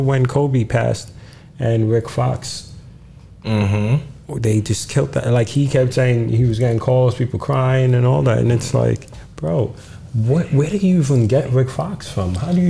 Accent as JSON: {"language": "English", "country": "Ghana", "said": "So shout out to the Nigerian people that push on the culture. As a Ghanaian man, I'm happy for you people."}